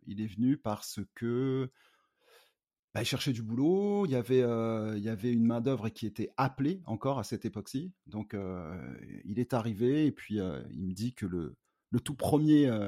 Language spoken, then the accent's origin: French; Cergy, Île-de-France, France; now in Bondy, France; je suis né en banlieue parisienne, je viens de Cergy 95, j'habite à Bondy depuis une quinzaine d'années.